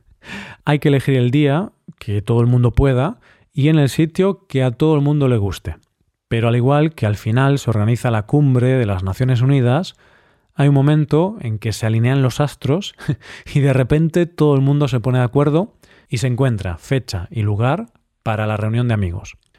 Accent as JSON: {"language": "Spanish", "town": "Vigo", "region": "Galicia", "country": "Spain", "tie": "born or raised there", "said": "mi ciudad natal, Vigo"}